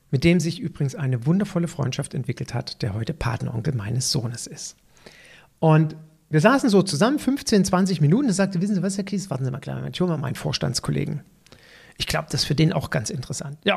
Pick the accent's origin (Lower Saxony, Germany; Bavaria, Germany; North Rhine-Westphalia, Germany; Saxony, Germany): North Rhine-Westphalia, Germany; Cologne; So als Kölner nach Düsseldorf zu fahren, ist ja schon eine gewisse Hürde